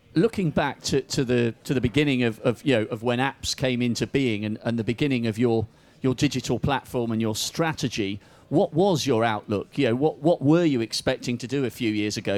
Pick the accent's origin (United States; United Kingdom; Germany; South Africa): United Kingdom; we're British